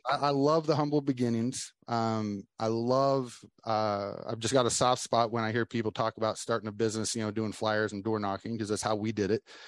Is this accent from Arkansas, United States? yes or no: no; Oklahoma, United States; now in Florida, United States; live in Florida now, but I'm I was born and raised in Oklahoma